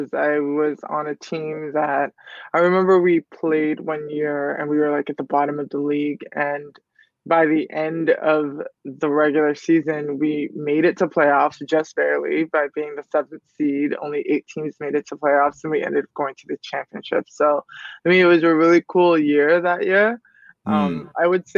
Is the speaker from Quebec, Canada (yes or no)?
no; Toronto, Ontario, Canada; I'm from Toronto. It's cold in the winter